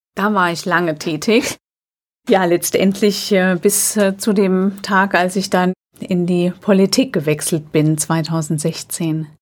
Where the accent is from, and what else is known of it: Alzey, Rhineland-Palatinate, Germany; born or raised there